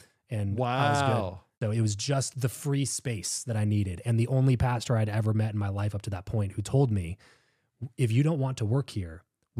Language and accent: English; California, United States; So I grew up in Southern California, counterintuitively, but in a very religious group.